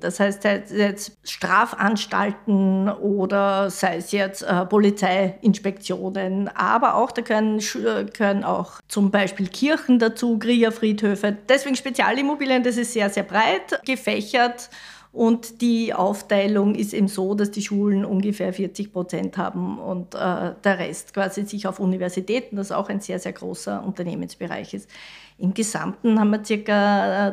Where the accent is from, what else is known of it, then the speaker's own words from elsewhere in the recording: Mariazell, Styria, Austria; also born or lived in Vienna; Ich komme vom Land, ich komme aus Mariazell, aus der Steiermark